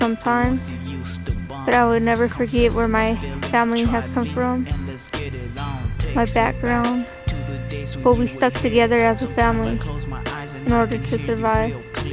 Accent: Alamogordo, New Mexico, United States; I'm 17 years old and I'm from Alamogordo, New Mexico.

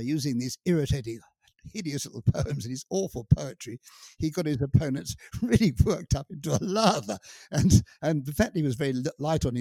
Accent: United Kingdom; I am British, and I can't seem to help that. It's my inheritance.

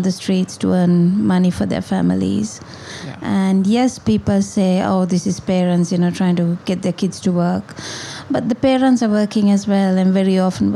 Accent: Colombo, Western Province, Sri Lanka; moved away as an adult; now in Kandy, Sri Lanka; I was born in Colombo, and then when I got married, I moved to Kandy. So I live in Kandy now

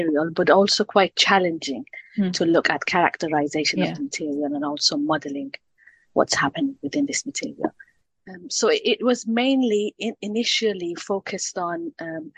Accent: Iran; moved away as an adult; also born or lived in Paris / Edinburgh; now in United Kingdom; I'm originally from Iran

